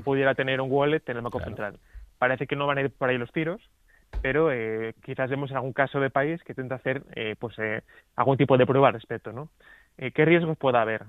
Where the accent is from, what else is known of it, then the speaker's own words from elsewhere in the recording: Asturias, Spain; en varias regiones de mi tierra, en Asturias